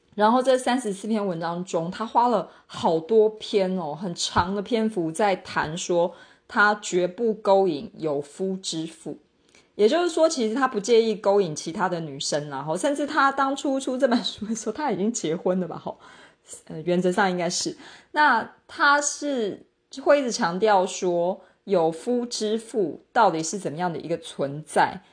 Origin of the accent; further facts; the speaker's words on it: Taiwan; 反正我们身为台湾人，就是查日文网站，我们勉强可以稍微解读